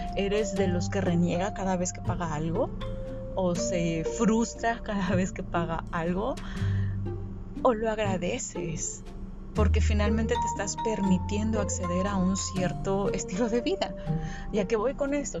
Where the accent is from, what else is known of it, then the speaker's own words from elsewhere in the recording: Sinaloa, Mexico; yo crecí en Sinaloa